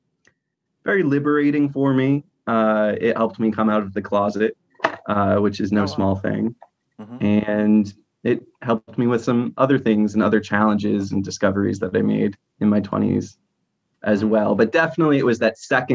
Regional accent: New Hampshire, United States; moved away as an adult; also born or lived in Lowell, Massachusetts / Baltimore County, Maryland; now in Baltimore, United States; I grew up in New Hampshire. I was born in Lowell, Massachusetts, which is a small city outside of Boston. But most of my childhood and teenage years were spent in New Hampshire

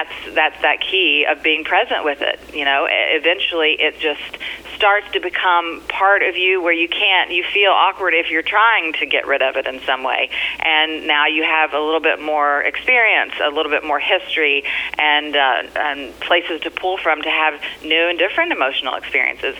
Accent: Kentucky, United States; also born or lived in California; now in New York, United States; I'm originally from Kentucky, and I came here via California, so I've been all over the country.

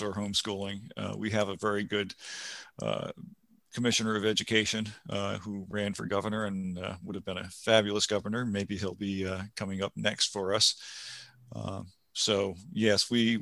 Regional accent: Rhode Island, United States; now in New Hampshire, United States; I was from Rhode Island

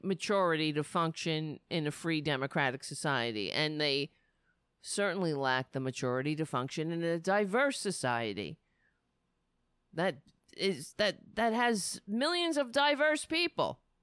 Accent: United States; as an American people, as a community

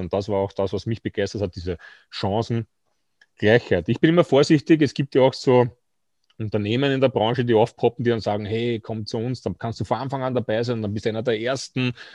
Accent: Austria; bei uns in Österreich

